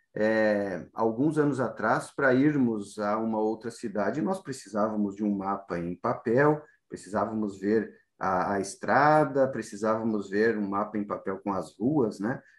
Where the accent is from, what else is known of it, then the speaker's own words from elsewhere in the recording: Rio Grande do Sul, Brazil; moved away as an adult; also born or lived in Santa Maria / Botucatu / Presidente Prudente / Rosana; now in São Paulo, Brazil; eu vim do Rio Grande do Sul há mais de 20 anos